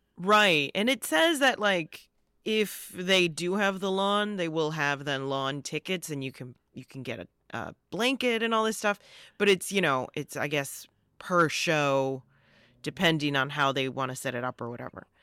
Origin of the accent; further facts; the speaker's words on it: Joliet, Illinois, United States; moved away; I grew up, I'm from Joliet